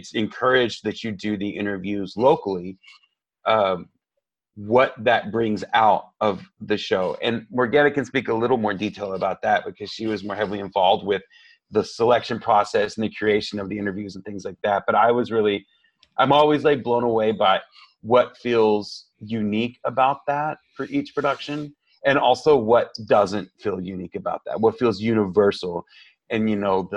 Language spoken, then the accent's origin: English; Tejano, Texas, United States; I identify as Tejano as well